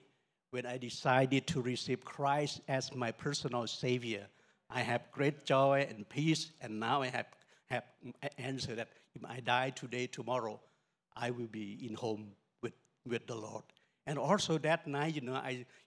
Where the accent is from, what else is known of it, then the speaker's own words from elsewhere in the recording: Northern Thailand, Thailand; We are from Lawa tribe in Thailand